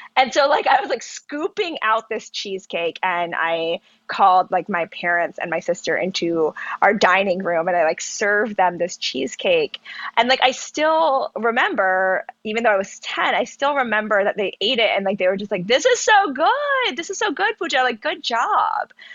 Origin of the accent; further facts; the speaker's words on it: Charlotte, North Carolina, United States; also born or lived in Pennsylvania; I was born in Pennsylvania and grew up in North Carolina.